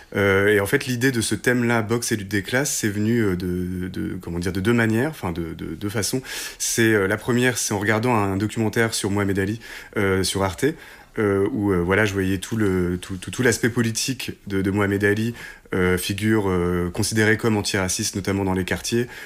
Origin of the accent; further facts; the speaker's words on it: Hérouville-Saint-Clair, Normandy, France; Nous, on est originaire d'Hérouville-Saint-Clair, qui est une petite banlieue à côté de Caen